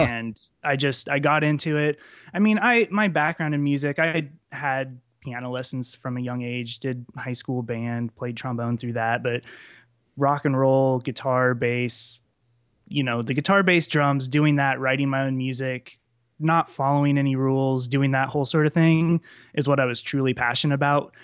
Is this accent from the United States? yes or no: yes; central Nebraska, United States; I'm from central Nebraska, um, right, right off I eighty in the center of the state, small town